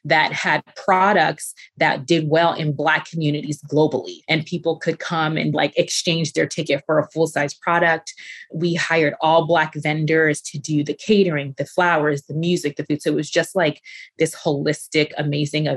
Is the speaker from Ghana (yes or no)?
yes; Ghana; now in United States; being Ghanaian